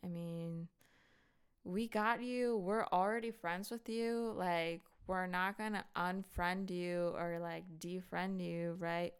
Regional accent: North Wales, Pennsylvania, United States; I'm actually not from Philly, I'm from North Wales

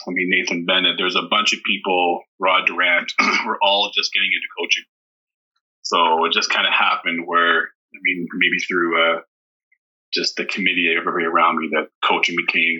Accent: Sherwood Park, Alberta, Canada; moved away as an adult; also born or lived in Waterloo, Ontario; now in Ontario, Canada; I grew up in Sherwood Park in Alberta, where it was a really strong athletic community.

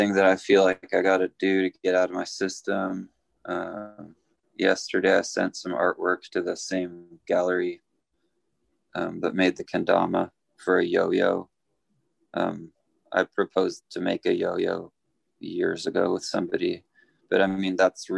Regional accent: Norway; now in Southern California, United States; I was born in Norway

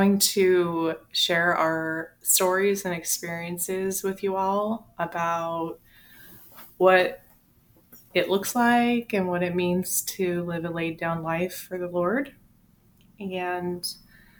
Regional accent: Washington, United States; moved away as an adult; now in Texas, United States; we're actually in Texas, but we're not from Texas. We're actually from Washington State.

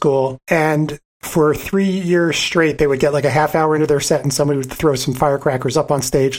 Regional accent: Philadelphia, Pennsylvania, United States; I grew up in Philadelphia

